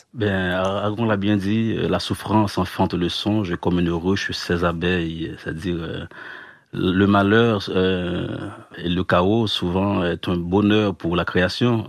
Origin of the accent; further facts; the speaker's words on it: Haiti; on est haïtien